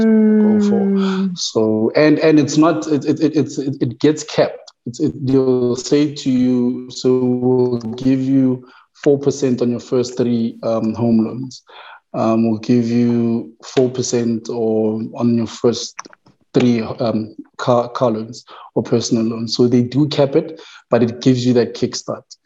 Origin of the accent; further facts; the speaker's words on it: Tembisa, Gauteng, South Africa; I was born in Tembisa, um, born and raised